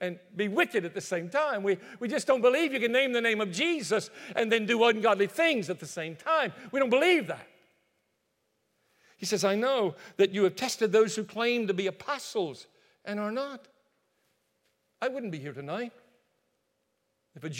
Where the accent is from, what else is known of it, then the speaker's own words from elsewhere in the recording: Greensboro, North Carolina, United States; moved away; also born or lived in Alabama; my hometown of Greensboro, North Carolina